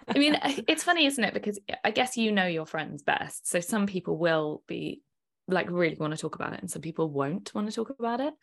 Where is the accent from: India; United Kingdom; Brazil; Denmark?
United Kingdom; we're British